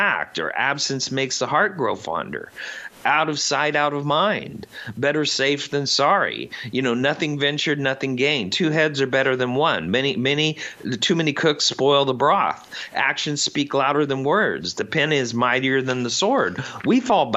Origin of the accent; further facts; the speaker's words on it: Indiana, United States; I come from the Midwest. I come from Indiana. Cornfields, not many people